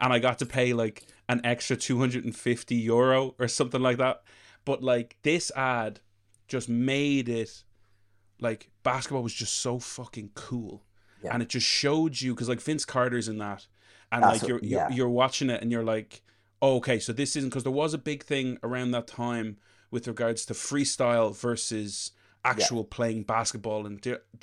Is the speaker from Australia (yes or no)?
no; Leinster, Ireland; I'm from Leash.